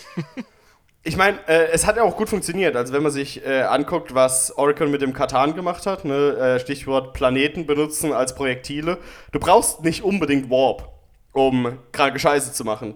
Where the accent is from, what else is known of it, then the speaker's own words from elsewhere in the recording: Germany; Ich bin aus Deutschland